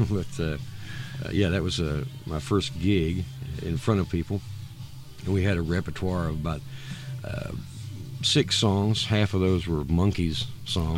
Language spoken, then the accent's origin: English; Woodbury, Kentucky, United States; also born or lived in Bowling Green, Kentucky; moved to. Uh, Woodbury, where my where my mom is from, and, and my grandparents mm-hmm. are from Butler County, um, I moved down there. I started fifth grade